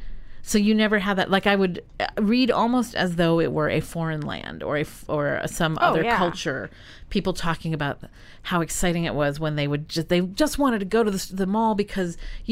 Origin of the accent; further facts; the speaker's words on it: New England, United States; we're from New England people.